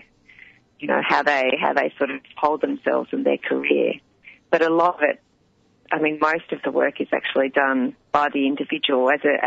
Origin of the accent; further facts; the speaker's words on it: Sydney, New South Wales, Australia; moved away; also born or lived in Melbourne; I grew up in Sydney